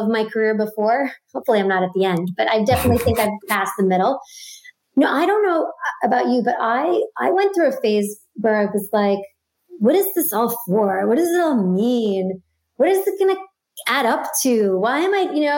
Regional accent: New York City, New York, United States; I grew up in Brooklyn

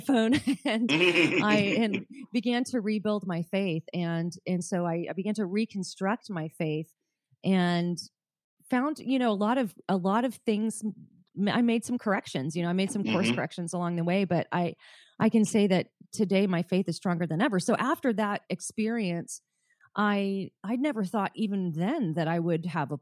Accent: Southern California, United States; I grew up in Southern California

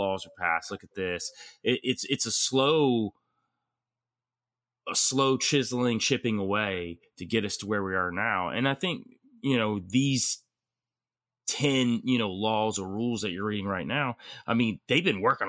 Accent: Georgia, United States; I'm originally from Georgia. Shit. So I know how she rolls

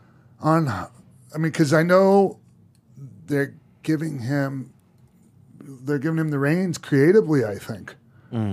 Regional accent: St. Petersburg, Florida, United States; That's, because the camp of St. Pete, that's my hometown.

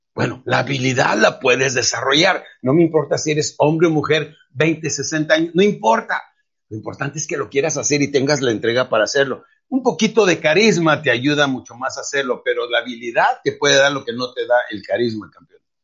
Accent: Mexico

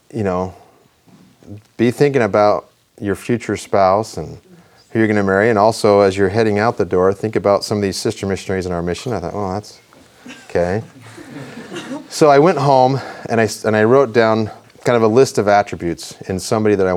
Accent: Rexburg, Idaho, United States; I grew up in Idaho. I grew up in Rexburg.

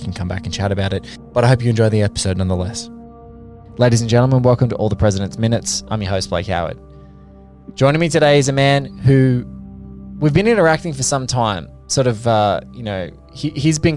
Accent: Australia; this lucky country that I feel guilty for continually saying that I'm lucky that I live

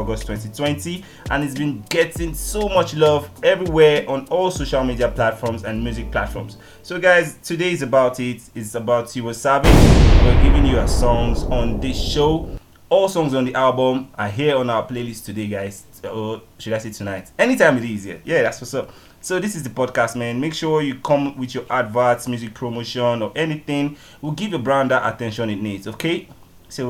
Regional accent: Lagos, Nigeria; also born or lived in Delta State, Nigeria; now in Ilorin, Nigeria; I'm from Delta State, Nigeria. I live in Ilorin City, Kwara State. My mom and everybody is in Lagos State, but I'm a born and bred kid, you know, in Lagos City

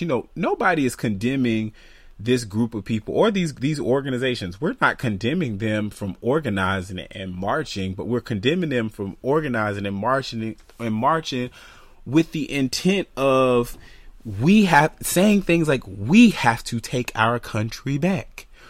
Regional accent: United States; I'm an American

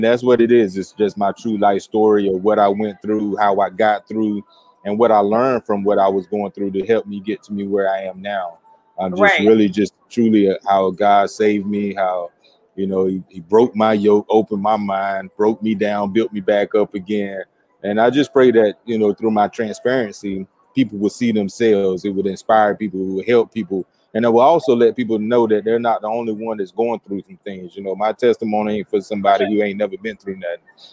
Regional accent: Stantonsburg, North Carolina, United States; I'm from Wilson, North Carolina. So actually outside of Wilson, Stantonsburg, in a little country town.

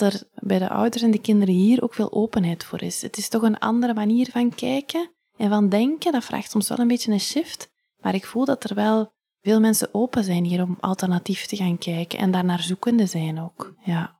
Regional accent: Ghent, Flanders, Belgium; also born or lived in Leuven; now in Hoegaarden, Belgium; ik ben van Gent

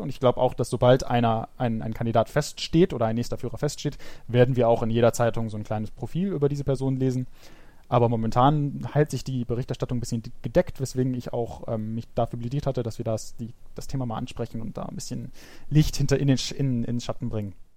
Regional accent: Germany; bei uns in Deutschland

